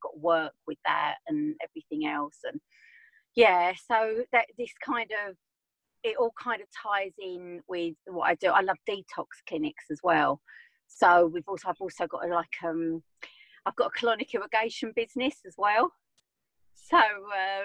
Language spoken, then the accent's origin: English; Essex, East of England, United Kingdom; I'm from Essex, as you can probably tell.